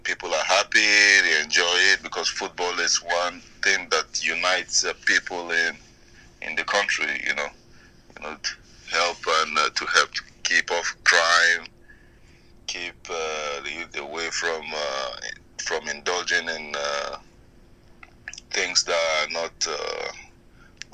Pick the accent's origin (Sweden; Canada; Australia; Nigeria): Nigeria; Kaduna, Kaduna State; moved away; I was born in Kaduna. I grew up in Kaduna.